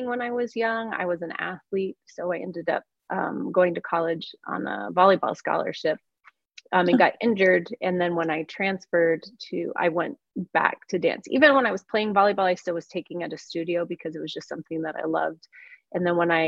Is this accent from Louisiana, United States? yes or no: no; Cortez, Colorado, United States; moved away as an adult; also born or lived in Wyoming / Hawaii / Las Vegas; I'm from Cortez, Colorado